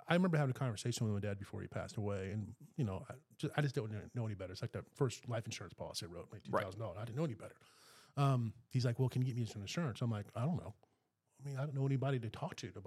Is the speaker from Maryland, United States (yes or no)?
yes; Maryland, United States; moved away; I grew up in Maryland too, and my childhood home